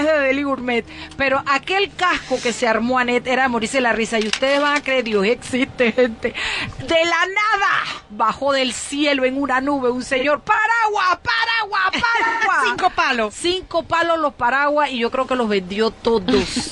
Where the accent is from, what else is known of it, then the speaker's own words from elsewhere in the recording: Chiriquí, Panama; yo soy de Chiriquí